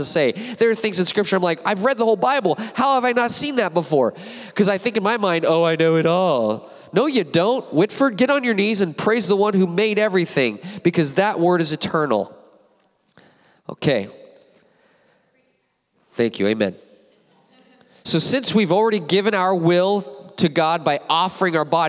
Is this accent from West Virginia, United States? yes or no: no; Apple Valley, California, United States; I went to Apple Valley High School myself, High Desert